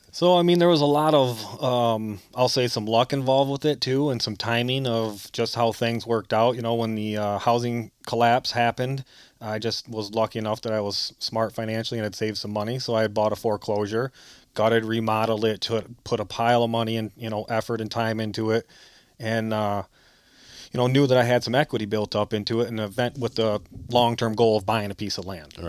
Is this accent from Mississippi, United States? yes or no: no; Grass Lake, Michigan, United States; from Grass Lake, Michigan, uh, born and raised in Lower Lower Peninsula